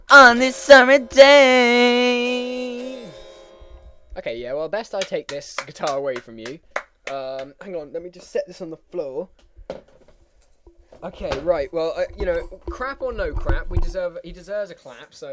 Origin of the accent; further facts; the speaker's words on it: Austria; English is a second language; I come from Austria. The home of Arnold Schwarzenegger.